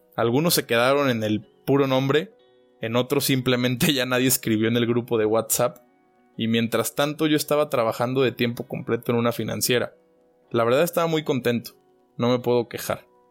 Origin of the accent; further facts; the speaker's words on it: Guadalajara, Jalisco, Mexico; moved away as an adult; also born or lived in Wiesbaden, Germany; now in Germany; nací en Guadalajara, México